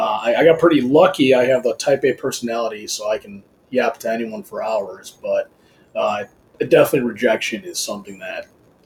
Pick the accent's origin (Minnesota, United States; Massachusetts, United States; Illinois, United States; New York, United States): Illinois, United States; Downers Grove; Downers Grove.